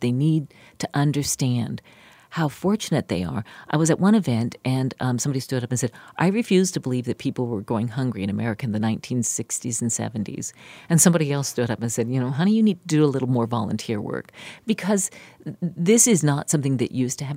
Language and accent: English; West Virginia, United States; moved away; my family or anyone I grew up with in West Virginia